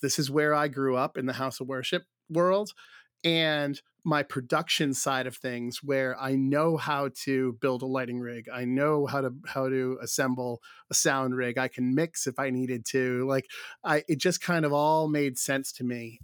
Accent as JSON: {"language": "English", "region": "Rhode Island", "country": "United States", "tie": "born or raised there", "said": "where I grew up here in Rhode Island"}